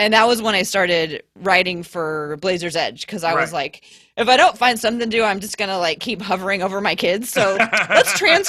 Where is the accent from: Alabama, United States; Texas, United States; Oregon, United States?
Oregon, United States; Portland; so I grew up in Portland, around here the whole time.